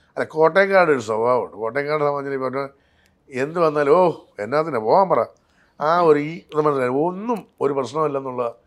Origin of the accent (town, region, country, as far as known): Kottayam, Kerala, India; accent: Kottayam slang